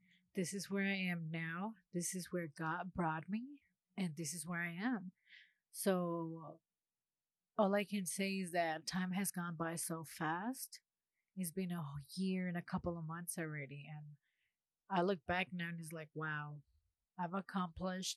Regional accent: Los Angeles, California, United States; moved away as an adult; now in Huntsville, United States; I am from Los Angeles, California. I am currently living in Huntsville, Alabama

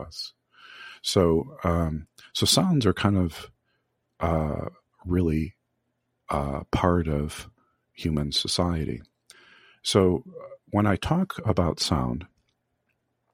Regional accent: Michigan, United States; I grew up in Michigan

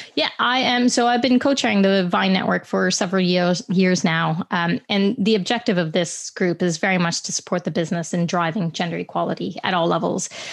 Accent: Canada; I'm Canadian by birth

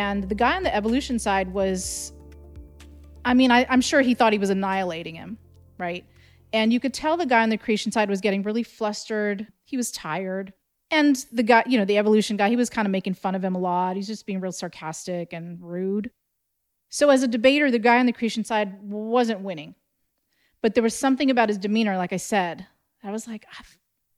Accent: California, United States; I grew up in California

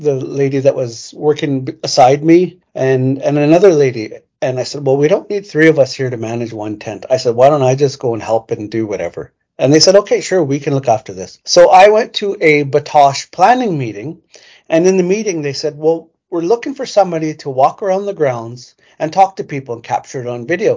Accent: Prince Albert, Saskatchewan, Canada; I'm a proud Métis man, born and raised in Prince Albert.

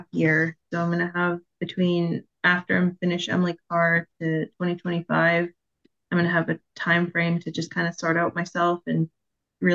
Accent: Victoria, British Columbia, Canada; also born or lived in Vancouver; I was born in Vancouver, raised in Victoria

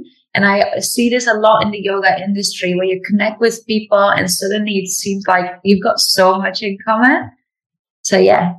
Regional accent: Netherlands; English is a second language; moved away as an adult; I was born in the Netherlands and traveled a lot, practiced a lot of yoga, traveled around the world, and actually moved back here 3 months ago.

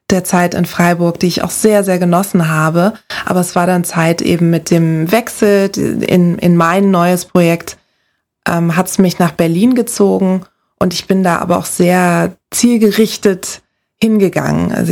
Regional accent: Lagos, Nigeria; Ich bin in Nigeria in der Hauptstadt Lagos aufgewachsen. Das ist ein Moloch.

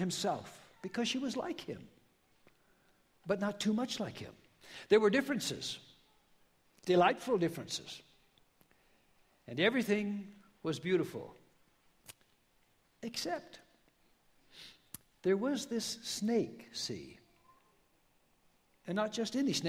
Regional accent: Tillamook, Oregon, United States; moved away; I'm from, you might have heard of my hometown, Tillamook, Oregon.

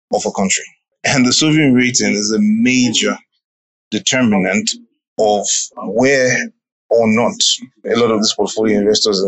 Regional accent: Nigeria; now in Uganda; I'm from Nigeria

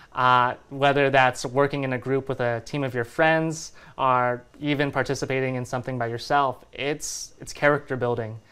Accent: Fresno, California, United States; born and raised in the Central Valley, Fresno, California

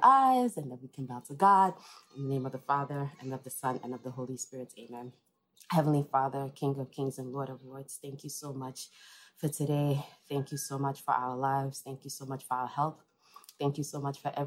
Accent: Enugu, Enugu State, Nigeria; moved away as an adult; now in New York, United States; I was born here in New York, but I actually grew up in Enugu, Nigeria

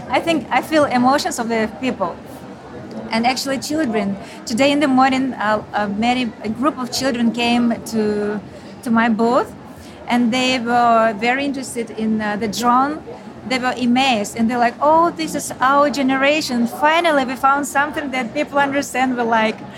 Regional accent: Ukraine; moved away as an adult; now in Austin, United States; because I'm from Ukraine.

